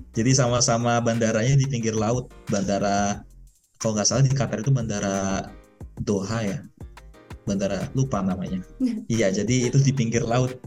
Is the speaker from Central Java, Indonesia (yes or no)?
no; Depok, West Java, Indonesia; moved away as an adult; now in Sharjah, United Arab Emirates; aku aslinya Depok